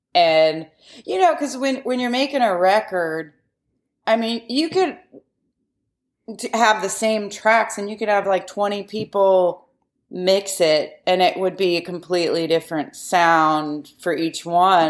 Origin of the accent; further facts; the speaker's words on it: Yellow Springs, Ohio, United States; we grew up near Yellow Springs, Ohio